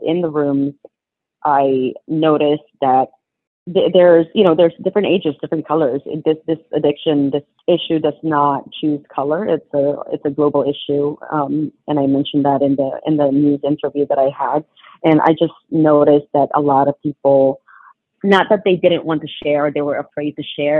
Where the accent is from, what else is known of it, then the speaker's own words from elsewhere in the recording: Philippines; moved away; I was born in the Philippines